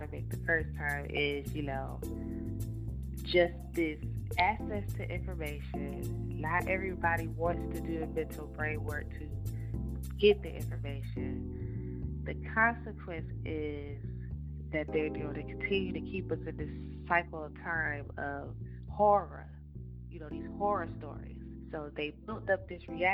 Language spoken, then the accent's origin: English; Rocky Mount, North Carolina, United States; I'm from Edgecombe County, North Carolina